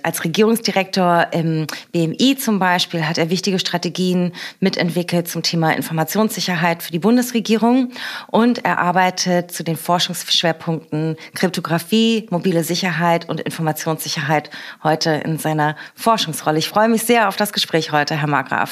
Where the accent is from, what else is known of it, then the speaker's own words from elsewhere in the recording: Berlin, Germany; meiner Heimat und unserer schönen Hauptstadt Berlin